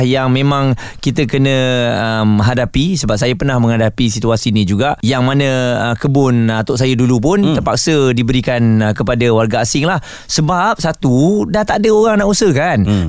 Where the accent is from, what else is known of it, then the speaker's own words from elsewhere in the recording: Malaysia; kita sendirilah sebagai rakyat Malaysia